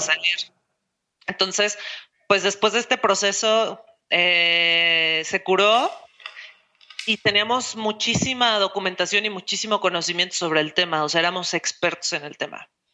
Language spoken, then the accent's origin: Spanish; Mexico City, Mexico; now in Guadalajara, Mexico; yo soy de Ciudad de México